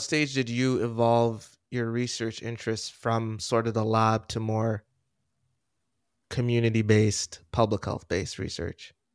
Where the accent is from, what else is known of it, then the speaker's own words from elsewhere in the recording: Jamaica; I was born in Jamaica